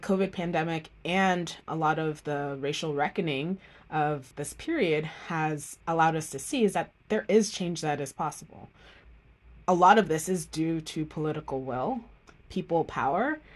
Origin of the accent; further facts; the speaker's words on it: Miami, Florida, United States; also born or lived in Jamaica; I grew up in Miami, Florida, after moving from Jamaica